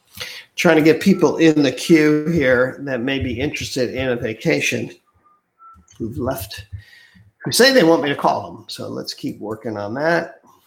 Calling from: Honolulu, Hawaii, United States; I'm calling from Hawaii Aloha Travel here in Honolulu, Hawaii.

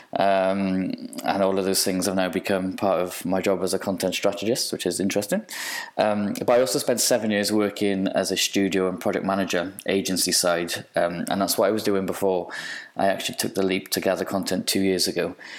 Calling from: Cardiff, Wales, United Kingdom; I'm calling in from Cardiff in Wales.

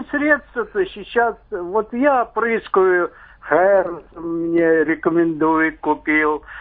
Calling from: Moscow Oblast, Russia; Я из Подмосковья.

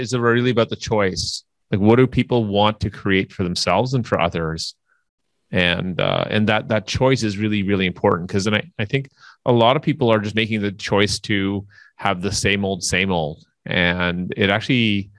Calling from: Toronto, Ontario, Canada; I'm calling in from Toronto, Canada.

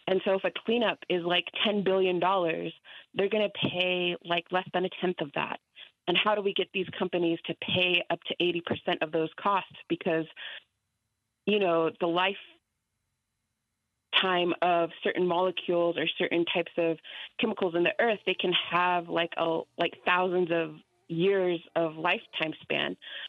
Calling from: Albuquerque, New Mexico, United States; I'm calling from Albuquerque.

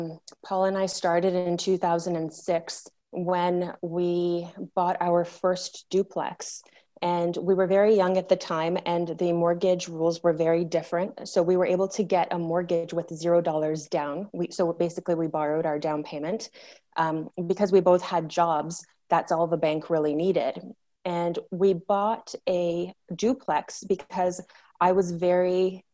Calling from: Ojochal, Puntarenas, Costa Rica; I'm zooming in from a little town called Ojochal, which is in Costa Rica on the Pacific coast.

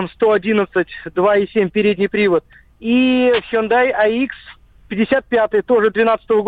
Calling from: Kazan, Tatarstan, Russia; Здравствуйте, добрейшего вам утра. Я из Казани.

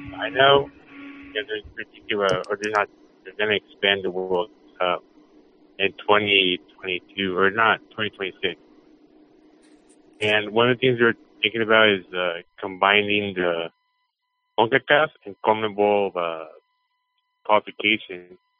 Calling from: Dallas, Texas, United States; No, I'm from Dallas.

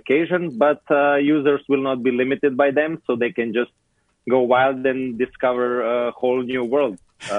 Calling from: Slovenia; I'm in Slovenia.

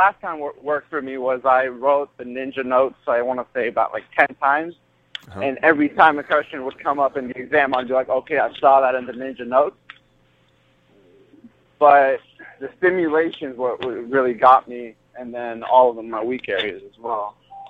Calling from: California, United States; I'm actually calling from California.

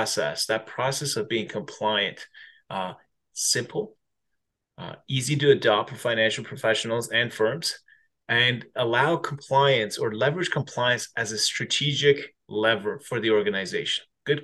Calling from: Toronto, Ontario, Canada; Beautiful Toronto, Canada.

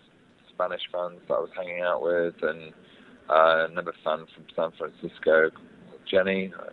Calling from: London, United Kingdom; I'm in West London.

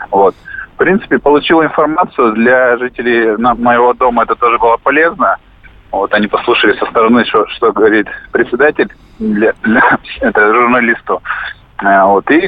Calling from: Perm, Perm Krai, Russia; я вам звоню из Перми.

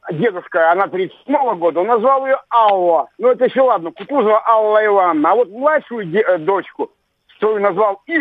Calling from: Krasnoyarsk, Krasnoyarsk Krai, Russia; Я звоню вам из Красноярска.

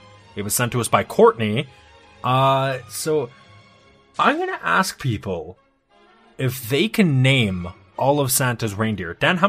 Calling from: Canada; Oh, I'm in Canada as well. I'm actually over a province, though.

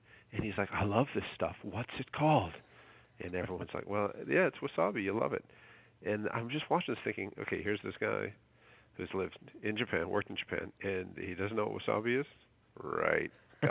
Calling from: Toronto, Ontario, Canada

